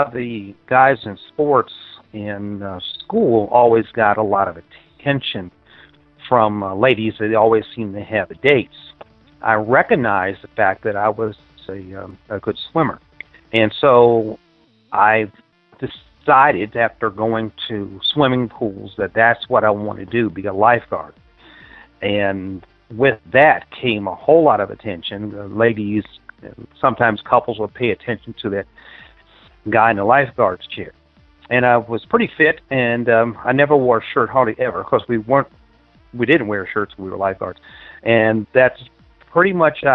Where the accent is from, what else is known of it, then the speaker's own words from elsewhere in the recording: Washington, District of Columbia, United States; The nation's capital, Washington, D.C. area